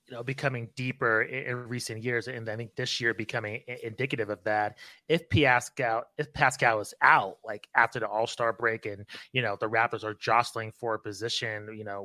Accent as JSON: {"language": "English", "region": "New Mexico", "country": "United States", "said": "We're originally from New Mexico"}